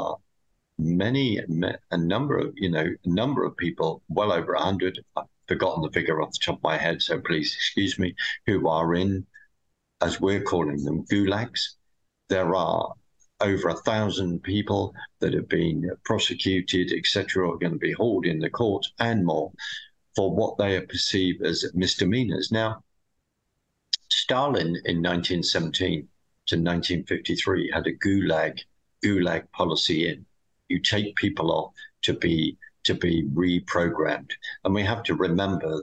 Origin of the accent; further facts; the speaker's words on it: United Kingdom; being a Brit